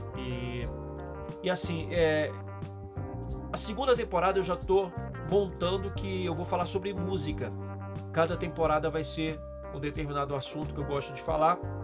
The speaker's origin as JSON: {"language": "Portuguese", "country": "Brazil", "said": "eu nunca saí do Brasil"}